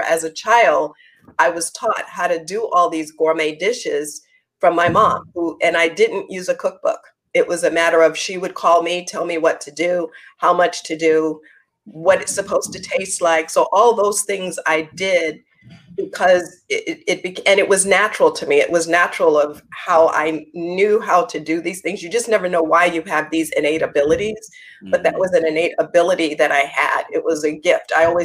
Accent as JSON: {"language": "English", "region": "New York", "country": "United States", "also_born_or_lived": "North Carolina", "said": "I was the one from New York"}